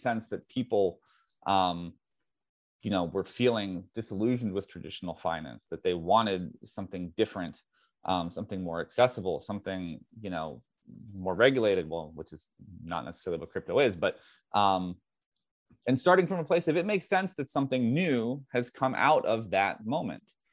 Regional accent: United States; I'm speaking primarily as an American

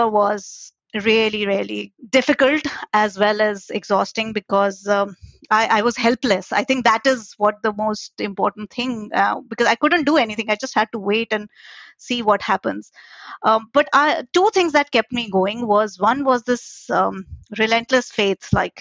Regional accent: India; moved away as an adult; now in London, United Kingdom; I was born and brought up in India

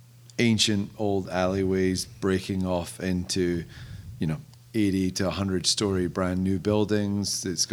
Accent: Scotland, United Kingdom; I'm Scottish

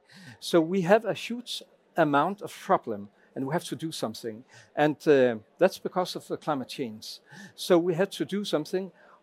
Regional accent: Lemvig, Central Denmark Region, Denmark; I am from Klimatorum in Lemvig.

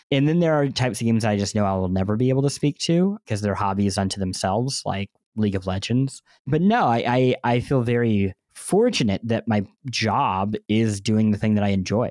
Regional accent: Midwest, United States; growing up in the Midwest and not traveling a lot as a kid

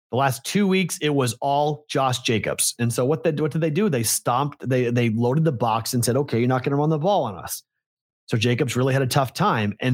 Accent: Pittsburgh, Pennsylvania, United States; like growing up in Pittsburgh, you'd watch those games, but you weren't like die hard to watch the other two. It was the Steelers game you were going to set your day around.

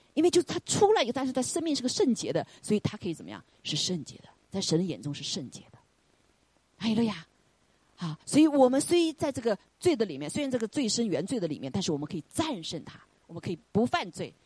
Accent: China; moved away; 我们中国人

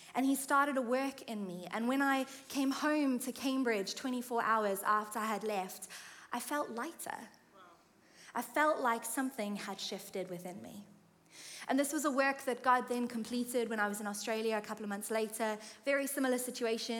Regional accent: South Africa; moved away as an adult; now in United Kingdom; I'm from South Africa, and I have lived, by this point, in the UK for about 6 years

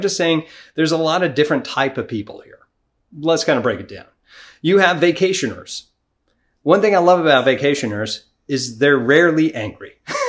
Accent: New York, United States; If you lived in one of them states like California or New York, I'm originally from New York, it was just ridiculous how much that they were charging you.

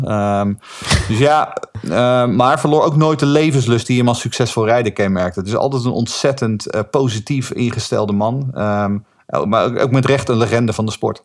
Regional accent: Netherlands; we zijn Hollanders

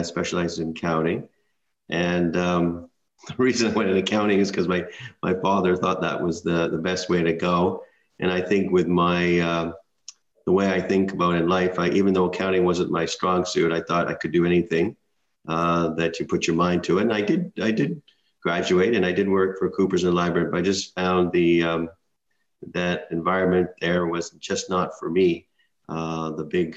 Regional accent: Burnaby, British Columbia, Canada; I grew up in Burnaby, British Columbia, which is just outside of Vancouver.

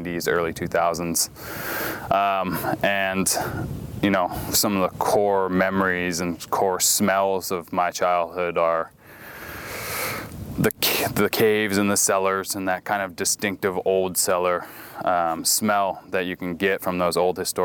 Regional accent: St. Helena, California, United States; moved away as an adult; now in Oregon, United States; I was born and raised in St. Helena, California, so kind of in the heart of the Napa Valley.

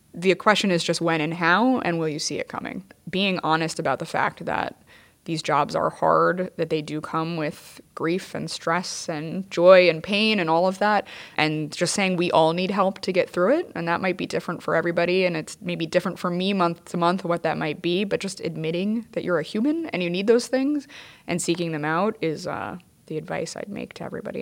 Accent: New York City, New York, United States; a New Yorker and a member of the F D N

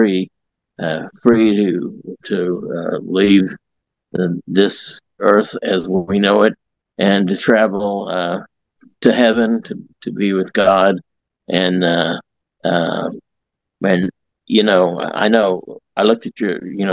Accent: Southeast Kansas, United States; also born or lived in Joplin, Missouri; now in Carl Junction, United States; I grew up in Southeast Kansas. I moved to Joplin in 1965

